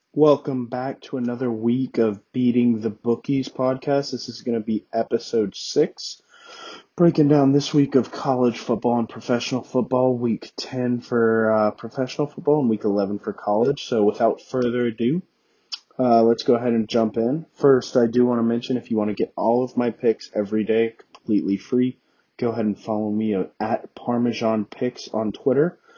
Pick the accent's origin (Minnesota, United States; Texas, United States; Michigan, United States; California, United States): Texas, United States; I am from Texas